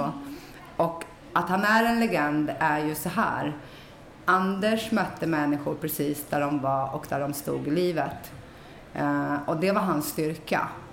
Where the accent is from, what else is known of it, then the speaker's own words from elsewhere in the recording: Stockholm, Stockholm County, Sweden; Jag är uppväxt i Rinkeby